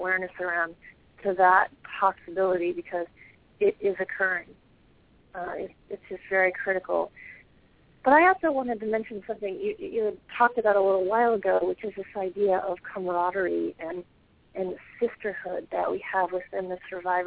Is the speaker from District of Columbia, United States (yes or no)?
yes; Washington, District of Columbia, United States; I was born and raised in the suburbs of Washington, D.C., and I grew up in a middle-class family.